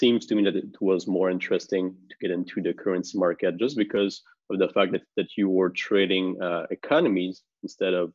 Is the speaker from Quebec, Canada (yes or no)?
yes; Montreal, Quebec, Canada; I'm from Montreal, Canada